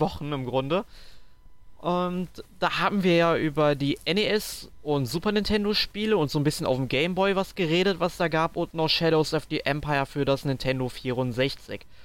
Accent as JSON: {"language": "German", "town": "Sankt Augustin", "region": "North Rhine-Westphalia", "country": "Germany", "said": "bei uns in St. Augustin"}